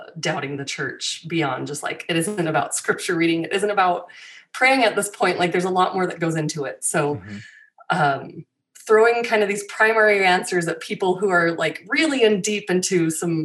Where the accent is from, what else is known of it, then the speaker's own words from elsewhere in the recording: Utah, United States; I have pioneer ancestry, but I grew up in Utah